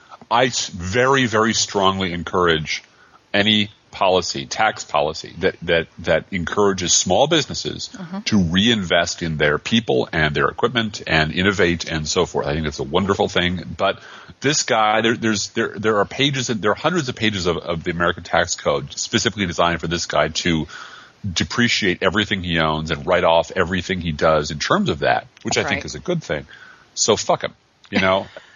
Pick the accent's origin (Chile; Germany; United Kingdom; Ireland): Ireland; Being an Irishman and a writer, this happens to me.